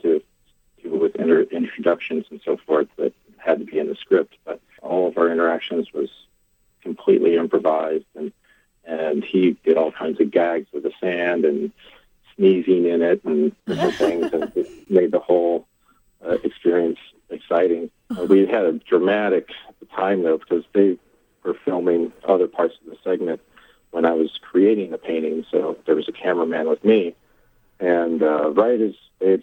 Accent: Missouri, United States; now in New York City, United States; I grew up in Missouri.

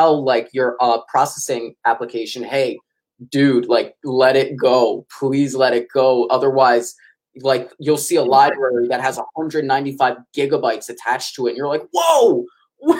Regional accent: New York City, New York, United States; I'm from New York City

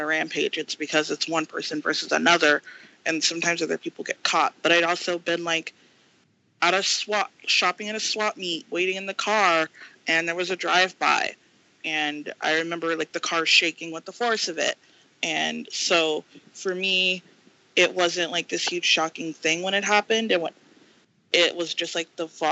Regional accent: United States; I was born and raised here

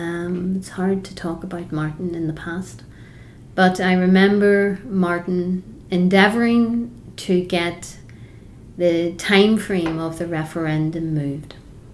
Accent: Ireland; There are things that are very close to our hearts as Irish Republicans and myself personally

